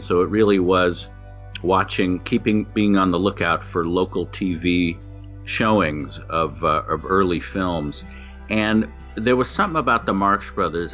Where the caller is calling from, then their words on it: Los Angeles, California, United States; I'm calling from Studio City, California